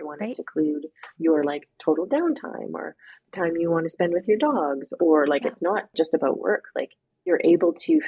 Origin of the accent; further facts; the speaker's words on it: Alberta, Canada; I grew up in Alberta